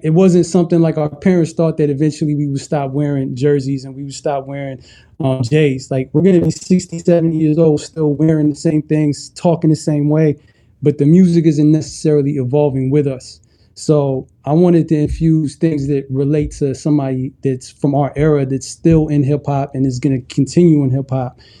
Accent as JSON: {"language": "English", "country": "Ethiopia", "moved": "yes", "said": "I'm originally from Ethiopia"}